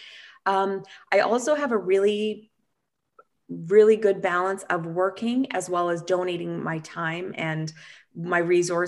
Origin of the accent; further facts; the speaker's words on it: Canada; I'm from Canada